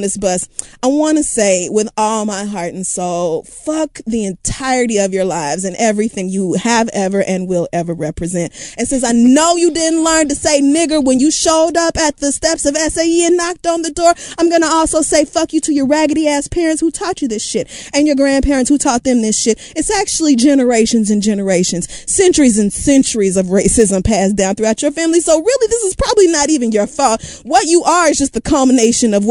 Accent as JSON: {"language": "English", "region": "Oklahoma", "country": "United States", "moved": "yes", "said": "I'm from Oklahoma and everything about Oklahoma is so dear to me"}